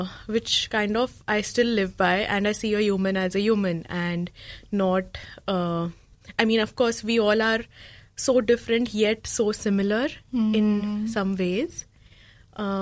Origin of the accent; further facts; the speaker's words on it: Mumbai, Maharashtra, India; moved away as an adult; also born or lived in Belgaum, India; now in New Zealand; I was born there, but I grew up in Mumbai